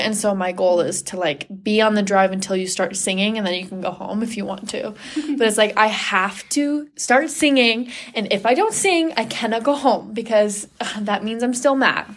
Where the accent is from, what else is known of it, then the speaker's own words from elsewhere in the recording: Sammamish, Washington, United States; moved away as an adult; now in Provo, United States; I'm originally from Washington, Washington State, specifically Sammamish. I've lived there all my life